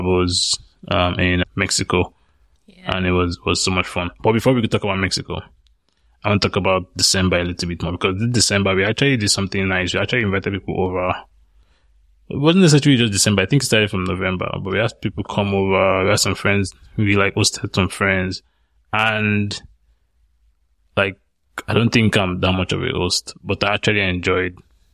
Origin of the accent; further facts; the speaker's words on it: Nigeria; moved away; some of the areas I grew up in Nigeria.